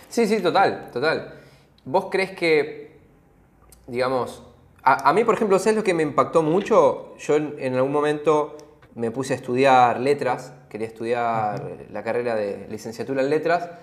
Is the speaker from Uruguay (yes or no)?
no; Argentina; nosotros somos los dos argentinos, crecimos en, este país